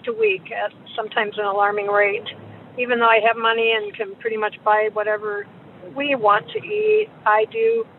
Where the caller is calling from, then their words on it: Hartland, Michigan, United States; I'm calling from Heartland, Michigan.